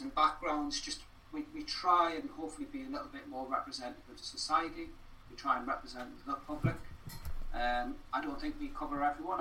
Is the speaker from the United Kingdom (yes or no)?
yes; Newcastle upon Tyne, North East England, United Kingdom; moved away as an adult; also born or lived in Wales; now in Cardiff, United Kingdom; I've been here longer than I have been uh, in Newcastle, where I grew up